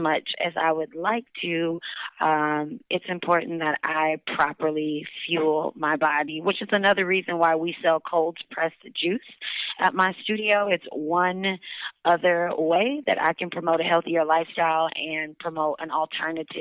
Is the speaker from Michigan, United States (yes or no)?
yes; Detroit, Michigan, United States; moved away; also born or lived in New York City; I knew I was going to open a fitness studio in my hometown of Detroit